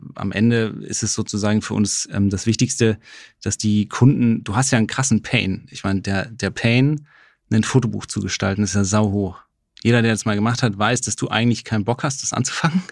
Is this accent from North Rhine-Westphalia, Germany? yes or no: no; Saarland, Germany; ich komme aus dem Saarland